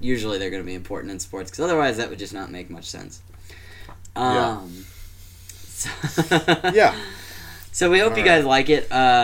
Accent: Danville, Illinois, United States; my hometown of Danville, Illinois

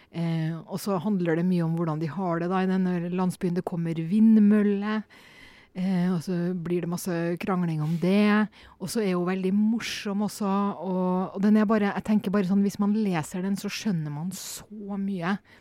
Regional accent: Norway; also born or lived in Poland; hjemme i Norge

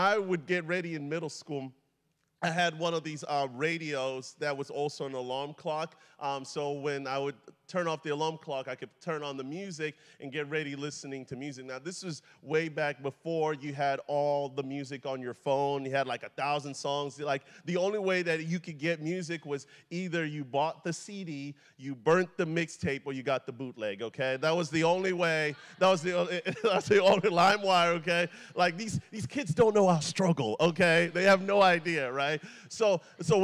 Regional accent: DR Congo; also born or lived in Atlanta, Georgia, United States; now in United States; I was born in the Democratic Republic of Congo, Zaire, which is Central Africa. I moved here about 20 years ago with my family

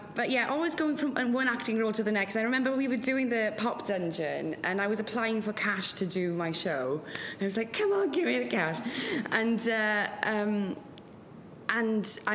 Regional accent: West Wales, United Kingdom; first language Welsh; English is a second language; moved away; I'm from a very, very loving family and a loving community as well in West Wales. In Welsh language, Welsh is my first language.

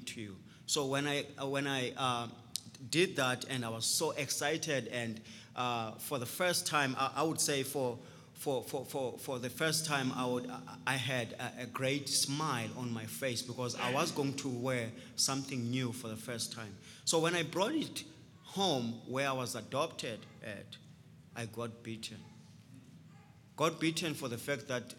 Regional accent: Transkei, Eastern Cape, South Africa; also born or lived in Port Elizabeth, South Africa; I grew up in Transkei

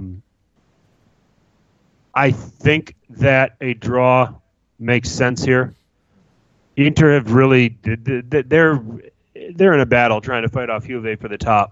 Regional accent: Wisconsin, United States; Wisconsin native, my home state

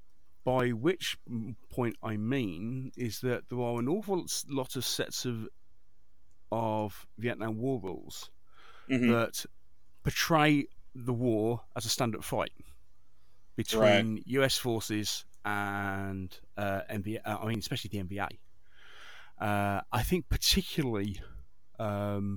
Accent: United Kingdom; I'm a Brit, not an American

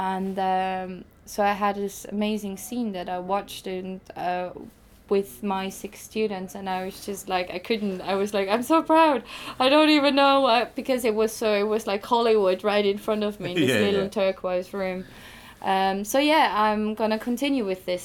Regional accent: Austria; moved away; I'm originally from Austria

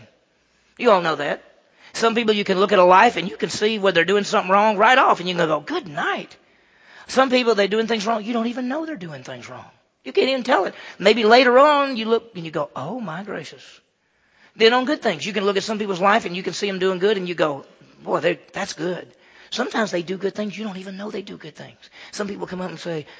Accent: Mississippi, United States; I grew up in Mississippi.

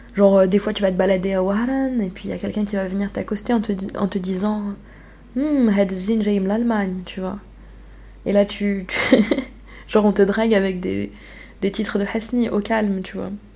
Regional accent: Algeria; quand on est algérien.

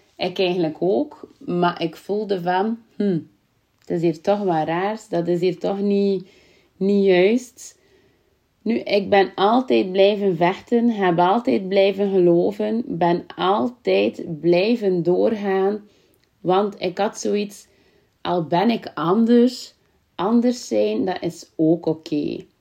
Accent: Kortemark, Flanders, Belgium; accent: West Flemish; natuurlijk kom ik ook vandaan uit Kortemark, wat dat in West-Vlaanderen ligt, is al te horen en mijn accent

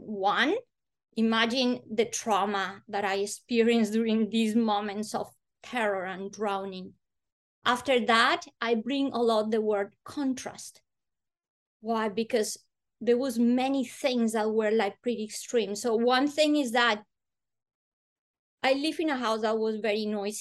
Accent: Bogota, Colombia; English is a second language; moved away; I'm from Colombia, I come from hot weather country, but Bogota's pretty high up in the Andes

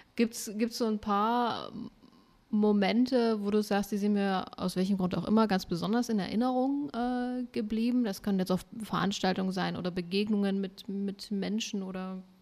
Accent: Germany; ich bin zwar in der DDR geboren

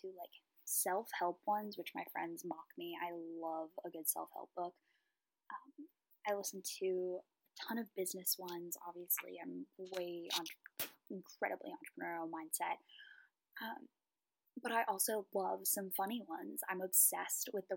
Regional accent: Raleigh, North Carolina, United States; I'm from the Raleigh area

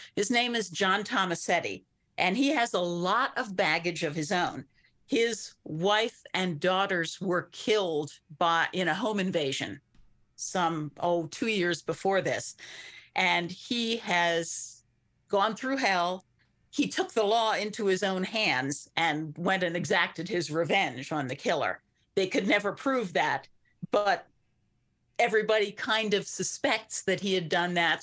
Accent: Lancaster County, Pennsylvania, United States; moved away; Where I grew up, I grew up in Lancaster County in Pennsylvania

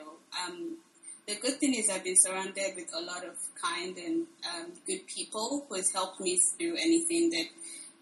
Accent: Anambra, Nigeria; now in United States; I'm from the southeastern part of Nigeria, from a state called Anambra State.

